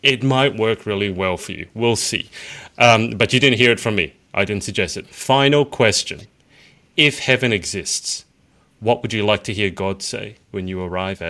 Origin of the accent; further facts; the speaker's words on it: Australia; Come in really handy also being an Australian, I gotta say.